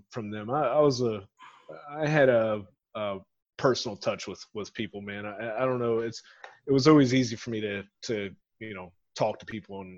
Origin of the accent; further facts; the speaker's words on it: Grove City, Ohio, United States; I grew up in a suburb of Columbus. It's called Grove City in Ohio